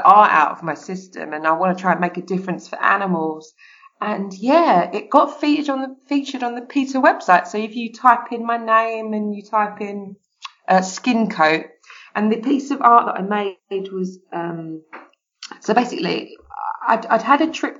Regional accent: United Kingdom; I'm an Amazon from Britain

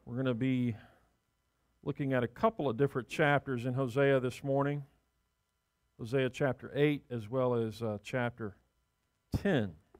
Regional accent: the South, United States; growing up in the South

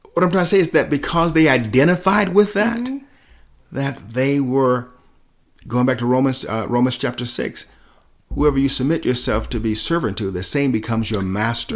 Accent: Selma, Alabama, United States; growing up in Selma

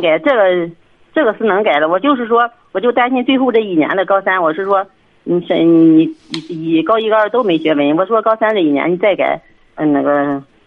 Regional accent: Hengshui, Hebei, China; 我们衡水这边这个高中都是军事化管理的

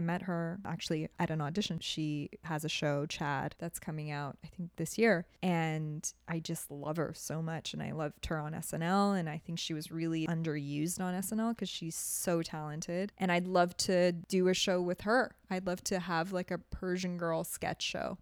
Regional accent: Toronto, Ontario, Canada; moved away as an adult; also born or lived in Tehran, Iran / Germany; now in Los Angeles, United States; I grew up in Toronto

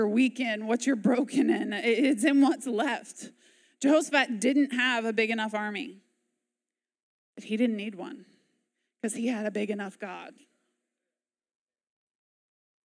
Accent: United States; As American

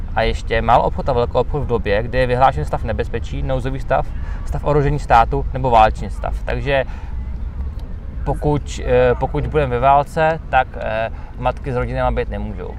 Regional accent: Czechia

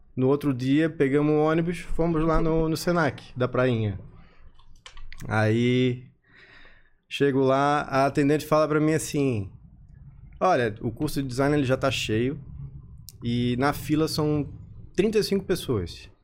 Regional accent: Florianópolis, Santa Catarina, Brazil; eu sou natural de Florianópolis

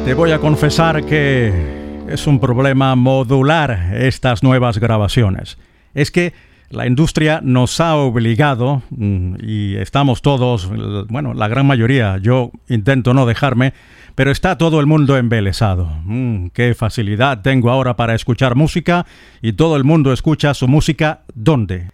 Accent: eastern Venezuela, Venezuela; now in Madrid, Spain; para mi ciudad natal, para el oriente de Venezuela

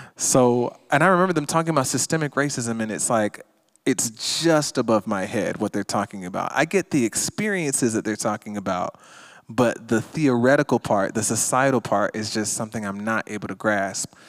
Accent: Stone Mountain, Georgia, United States; I grew up in Stone Mountain, Georgia, where the Ku Klux, where the Ku Klux Klan was reborn

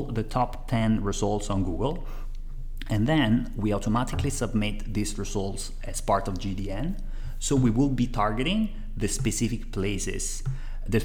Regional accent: Italy; accent: Italian; English is a second language; moved away; I am originally from Italy, as my accent, appearance, and name give out

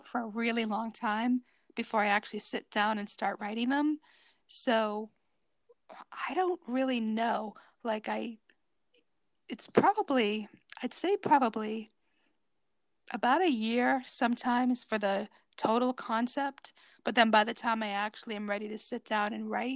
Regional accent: Cape Cod, Massachusetts, United States; grew up on Cape Cod, so I've gone to Nantucket many times

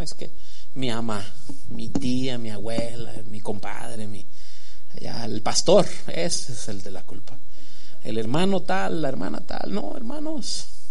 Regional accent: Sinaloa, Mexico; moved away; yo que soy de Sinaloa

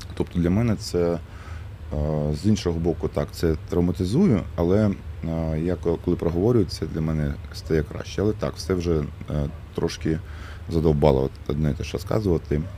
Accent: Mariupol, Donetsk Oblast, Ukraine; moved away as an adult; я все життя прожив у Маріуполі до 2022 року

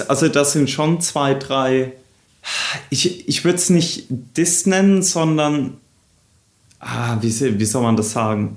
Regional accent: Southern Germany, Germany; Daniel und ich, wir sind ja auch da in Süddeutschland aufgewachsen

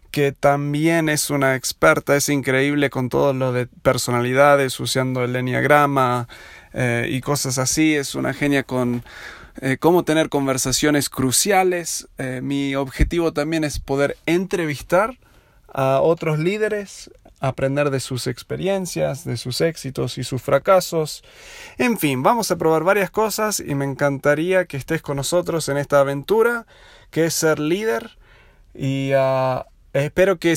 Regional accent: Buenos Aires, Argentina; also born or lived in United States / Uruguay; now in Aguascalientes, Mexico; Si notaste mi acento es medio raro, yo soy de los Estados Unidos, pero me crié en Buenos Aires, viví ahí 16 uh, años. Luego 10 años en Estados Unidos haciendo mis estudios y trabajando un tiempo y otros 6 en Uruguay

